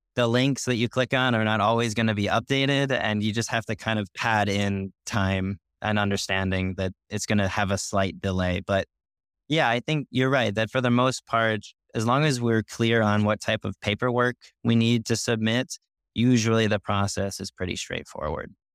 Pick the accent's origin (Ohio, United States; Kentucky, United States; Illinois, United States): Illinois, United States; Chicago; now in Seville, Spain; I'm, I'm from Chicago originally